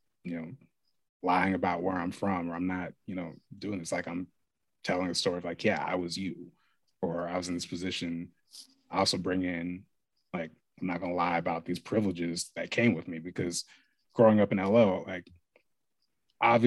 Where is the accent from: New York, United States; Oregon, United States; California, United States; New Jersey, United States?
Oregon, United States; Lake Oswego; growing up in Lake Oswego? Super lonely